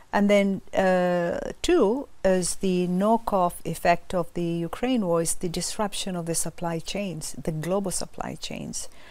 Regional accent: Kilimanjaro, Tanzania; I'm from Tanzania, uh, coming from Kilimanjaro

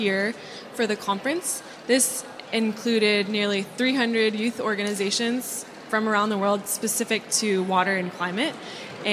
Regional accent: Oregon, United States; I'm from Oregon, which is actually a very rainy place

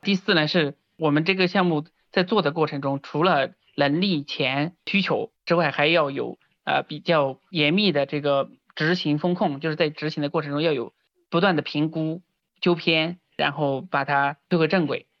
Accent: Sichuan, China; 我是九四年出生的，老家是四川大凉山这边的一个小山村嘛

